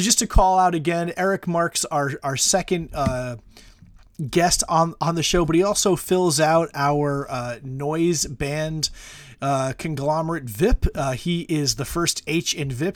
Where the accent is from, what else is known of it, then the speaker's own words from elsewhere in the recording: United States; speaking as American